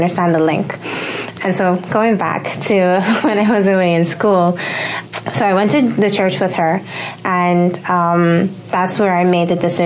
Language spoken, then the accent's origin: English; Curaçao; now in Bahamas; I'm not originally from the Bahamas. I'm originally from Curacao